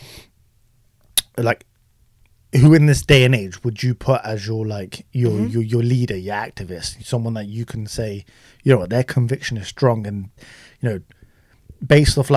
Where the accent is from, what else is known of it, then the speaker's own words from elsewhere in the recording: United Kingdom; also born or lived in Pakistan (ancestry); We're British Asians